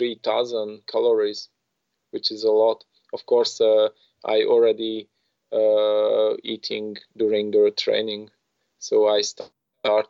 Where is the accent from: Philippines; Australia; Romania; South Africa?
Romania; I come from Romania